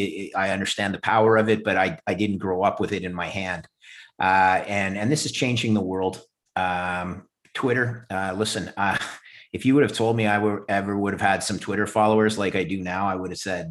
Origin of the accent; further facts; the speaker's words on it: Montreal, Quebec, Canada; also born or lived in Ithaca, New York, United States; I'm Canadian. I grew up in Montreal